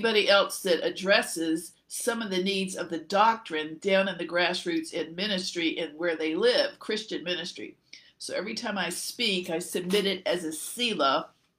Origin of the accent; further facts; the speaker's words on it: Central Virginia, United States; also born or lived in Alabama / Louisville, Kentucky / Dallas-Fort Worth, Texas; I was born in Alabama, but didn't stay there long. We went up to Kentucky for my father to go to graduate from the Louisville, Kentucky Seminary, Baptist Seminary. And then we moved up to Virginia. And I had thought Central Virginia, where I lived there 30 years